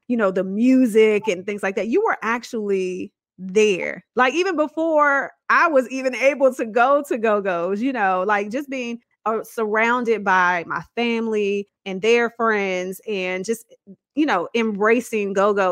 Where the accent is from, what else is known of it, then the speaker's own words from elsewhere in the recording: Washington, District of Columbia, United States; we are both DC natives I was born and raised in Southeast Washington, D.C.